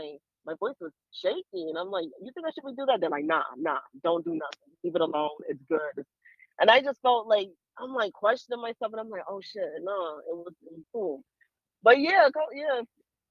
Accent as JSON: {"language": "English", "region": "Rhode Island", "country": "United States", "tie": "born or raised there", "also_born_or_lived": "Panama", "moved": "yes", "lives_now": "Baltimore, United States", "said": "I was born there. I was born in Panama, and I grew up in Rhode Island"}